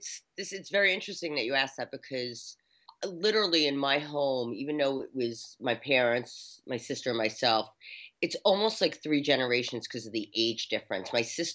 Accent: New York City, New York, United States; A lot of you know me. I'm from New York City.

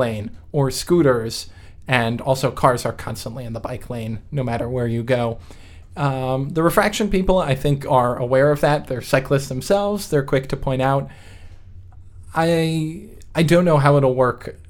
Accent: New York, United States; also born or lived in West Coast; now in US West Coast; I grew up in New York

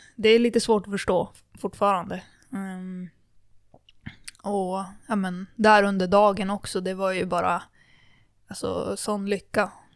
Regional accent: Kramfors, Västernorrland County, Sweden; min uppväxt i, i Kramfors alpina

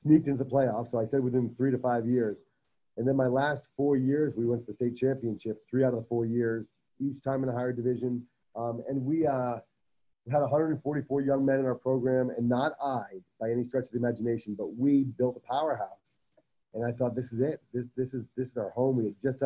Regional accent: Rhode Island, United States; moved away as an adult; also born or lived in New Hampshire; now in Coronado, United States; I'm born and raised in Rhode Island, but went to college in New Hampshire

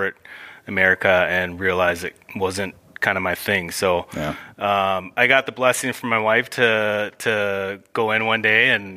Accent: Winnipeg, Manitoba, Canada; moved away; I was born in Winnipeg

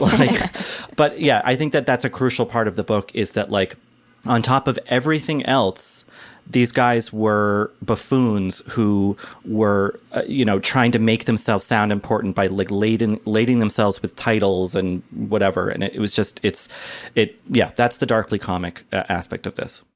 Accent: United States; as an American

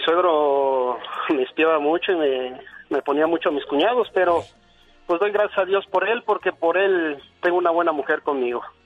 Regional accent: State of Mexico, Mexico; moved away; yo soy del, Estado de México

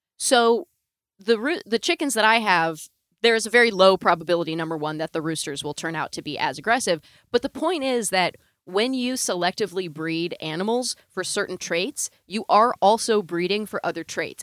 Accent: Northern California, United States; I grew up in Northern California

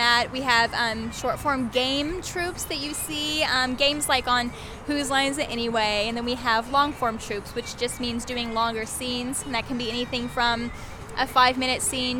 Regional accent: Mesquite, Texas, United States; I grew up in Mesquite, just outside of Dallas

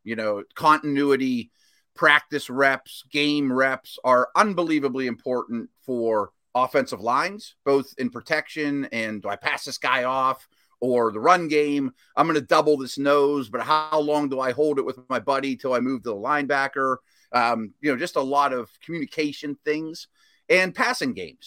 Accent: Pittsburgh, Pennsylvania, United States; my hometown

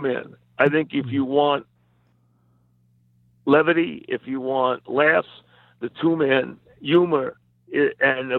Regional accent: New York, United States; accent: New York; I've never tried to lose my New York accent

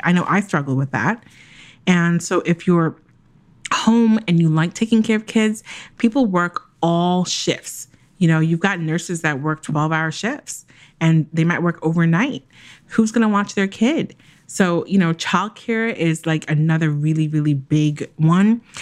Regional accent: Jamaica; I'm Jamaican

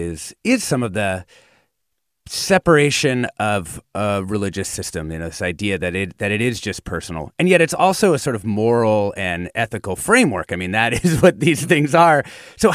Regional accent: Washington, United States; growing up in Washington State

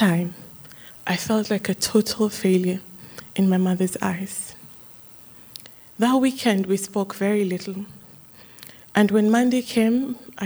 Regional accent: Kenya; Growing up in Kenya, I had the story of my birth many, many, many times

